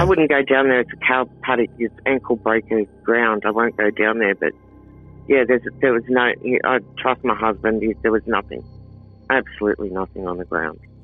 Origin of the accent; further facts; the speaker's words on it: Sydney, New South Wales, Australia; moved away; I'm from Sydney